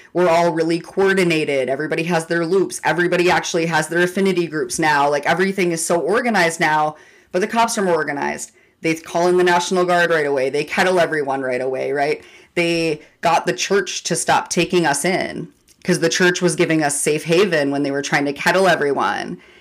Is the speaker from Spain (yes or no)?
no; Minneapolis, Minnesota, United States; I grew up in North Minneapolis